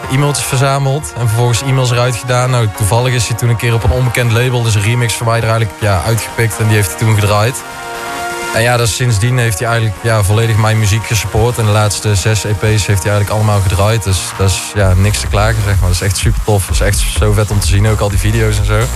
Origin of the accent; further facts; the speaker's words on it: Tilburg, North Brabant, Netherlands; Ik kom uit Tilburg.